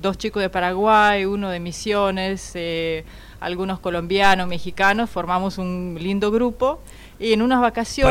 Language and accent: Spanish; Russia; Spanish is a second language; moved away as an adult; also born or lived in Missouri, United States; soy de una ciudad que quedó como a dos horas de Moscú